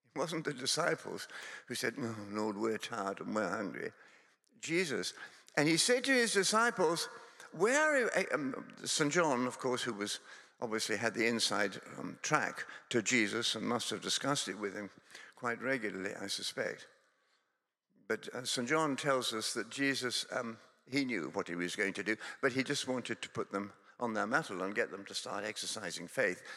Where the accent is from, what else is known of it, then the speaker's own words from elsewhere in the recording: Scotland, United Kingdom; also born or lived in Durham; now in England; Scotland is my home. I come from Scotland.